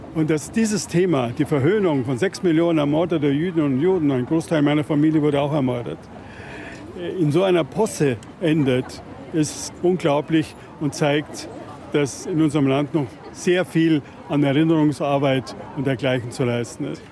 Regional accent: Bavaria, Germany; mein Heimatland Bayern

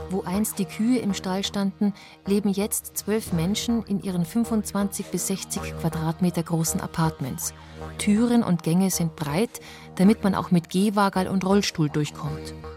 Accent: Bavaria, Germany; bei uns in Bayern mit den eher kleinteiligen Strukturen

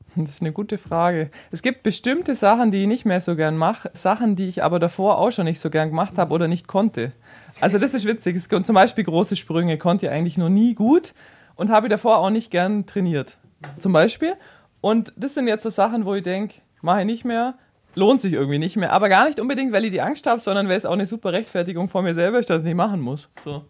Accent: near Kempten, Allgäu, Bavaria, Germany; Ich komme eben aus der Nähe von Kempten

